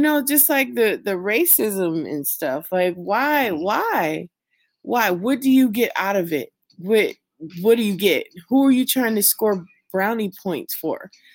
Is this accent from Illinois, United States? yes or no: no; California, United States; now in Las Vegas, United States; my home state of California